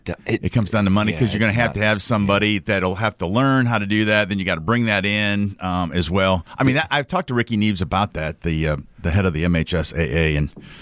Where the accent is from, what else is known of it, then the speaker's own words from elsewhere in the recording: Madison, United States; moved away; my hometown of Madison.